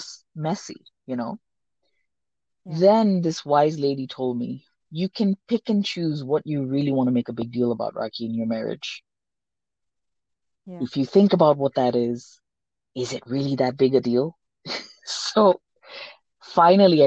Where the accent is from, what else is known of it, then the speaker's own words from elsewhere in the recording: India; first language Sindhi; English is a second language; also born or lived in Hong Kong; now in Denver, United States; Me being Indian